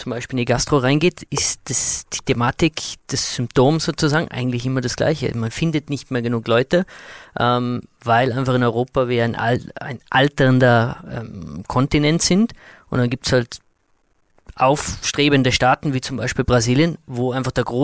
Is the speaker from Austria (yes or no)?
yes; Austria; Bei uns in Österreich gibt es mittlerweile Bestrebungen, dass man wirklich auch äh, motivierte junge Talente einen Zugang gibt zu unserem Arbeitsmarkt.